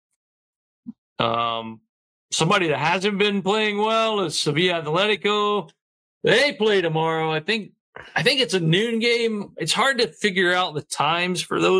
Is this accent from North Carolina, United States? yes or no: yes; North Carolina, United States; my home state of North Carolina